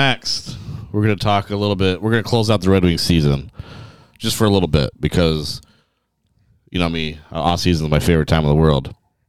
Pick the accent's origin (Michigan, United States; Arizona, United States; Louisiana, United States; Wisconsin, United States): Michigan, United States; Kentwood; my hometown Kentwood kid